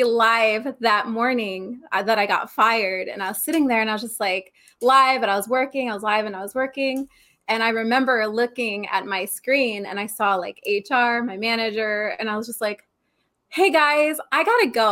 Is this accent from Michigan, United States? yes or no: no; Arizona, United States; also born or lived in New York; I moved out to Arizona when I was about 9. So been out here forever